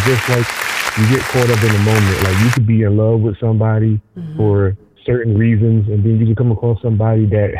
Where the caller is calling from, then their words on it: Elmwood Park, New Jersey, United States; No, I'm in Elmwood Park.